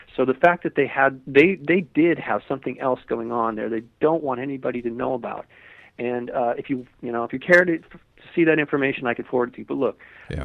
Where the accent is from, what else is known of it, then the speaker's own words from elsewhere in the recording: Malibu, California, United States; I lived, I grew up in Malibu